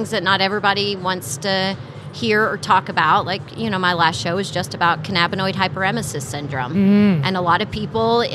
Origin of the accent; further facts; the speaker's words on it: Texas, United States; moved away; also born or lived in California; I came from the California cannabis market, and I'm a Texas girl